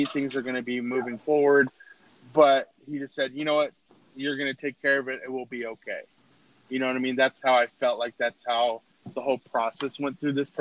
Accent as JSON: {"language": "English", "country": "United States"}